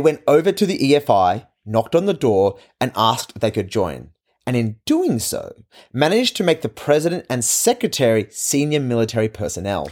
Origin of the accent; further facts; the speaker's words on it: Australia; As an Australian, I am part of the Commonwealth